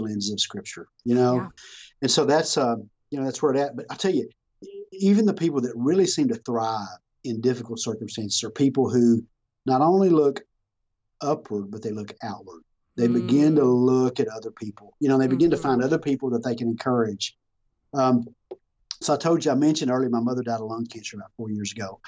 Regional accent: Texas, United States; I'm from Texas

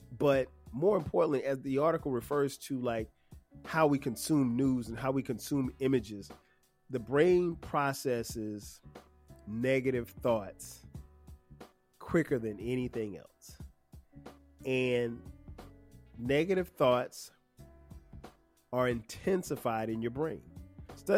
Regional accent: Florence, South Carolina, United States; now in Atlanta, United States; my hometown of Florence, South Carolina

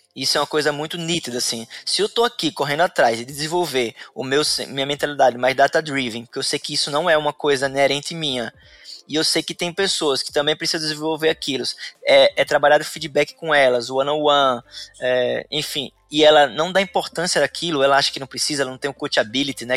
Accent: Sergipe, Brazil; moved away as an adult; now in Florianópolis, Brazil; Eu sou sergipano, moro aqui em Florianópolis há seis anos.

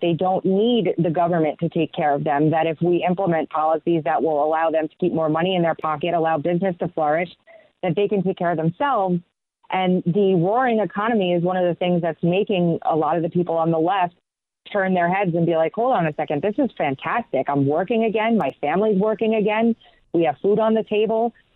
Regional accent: New York, United States; now in South Carolina, United States; I'm from New York originally. I moved out of there down to South Carolina, where I'm at now

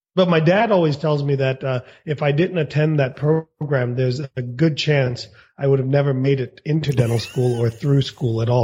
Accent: United States; also born or lived in India / Kansas City, United States; I was born in India. Uh, my parents brought me here against my will when I was two years old. We bought a motel. I lived in the motel for a long time, uh-huh. and then I wanted um, to get out of the small town

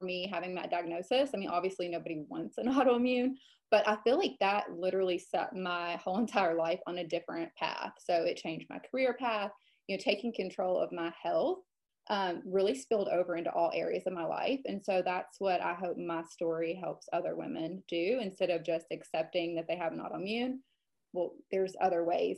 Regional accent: Western Kentucky, United States; also born or lived in Lexington, Kentucky / Charleston, South Carolina / Atlanta, Georgia; I am born and raised here. I moved away for, oh gosh, probably 10 to 11 years

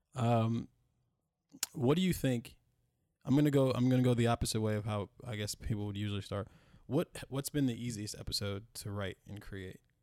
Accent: United States; we live here and we're from America, born in America, call America home

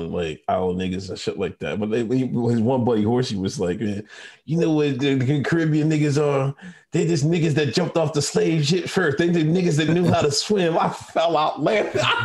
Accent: Exeter, Pennsylvania, United States; I grew up in Exeter, Pennsylvania.

